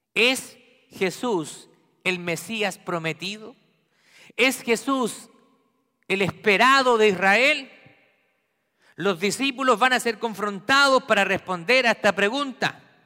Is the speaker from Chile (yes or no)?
yes; Santiago, Santiago Metropolitan Region, Chile; en Santiago de Chile, donde yo nací